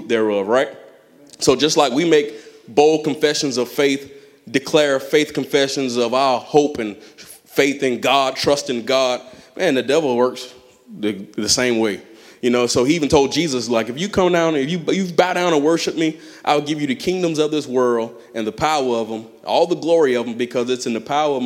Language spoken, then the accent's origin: English; Clearwater, Florida, United States; I grew up in Clearwater.